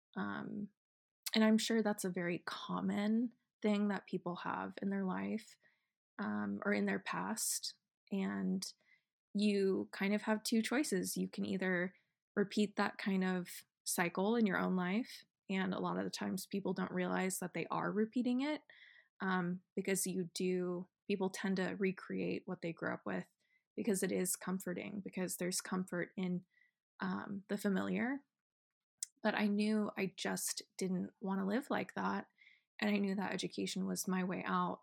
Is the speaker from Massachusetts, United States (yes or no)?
no; Estacada, Oregon, United States; moved away; I'm from Oregon, if you didn't know that already, and I grew up in a small town called Estacada